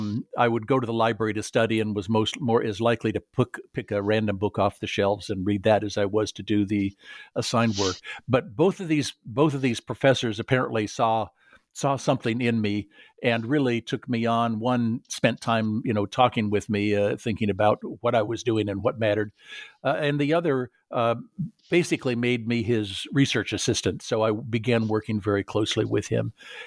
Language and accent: English; California, United States; I grew up in Southern California and was the son of an engineer.